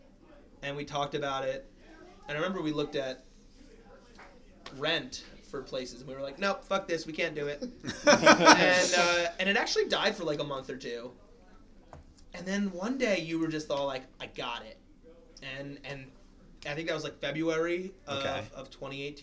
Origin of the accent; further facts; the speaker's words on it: Silverton, New Jersey, United States; we're from Silverton